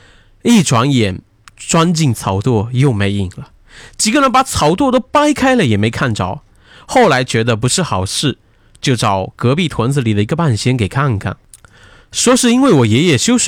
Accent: Tai'an County, Liaoning, China; 我的老家是在东北的台安县。这个故事发生的时候，我爸才三岁。因为家里是农村，房子都是那种泥或者稻草做的

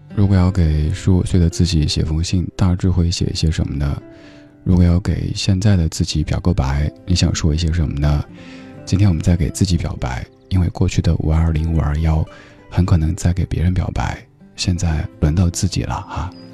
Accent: Chengdu, Sichuan, China; moved away; 我老家成都

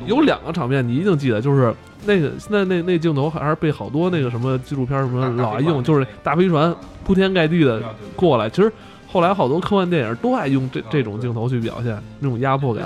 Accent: China; 我们中国人

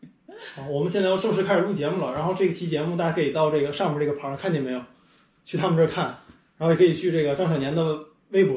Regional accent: Changchun, Jilin, China; 长春人。

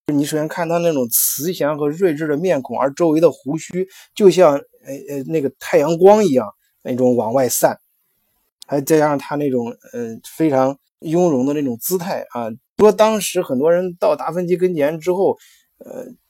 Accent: China; 我们中国人讲的性本善

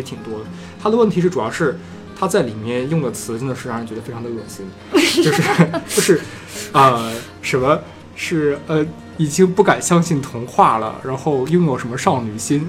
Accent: China; 我们中国人其实会比较有印象吧

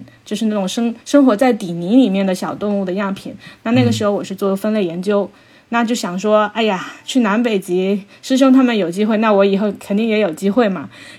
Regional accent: Xiamen, Fujian, China; 小时候不是出生在，哎，出生在鼓浪屿嘛，然后生活在这个海边

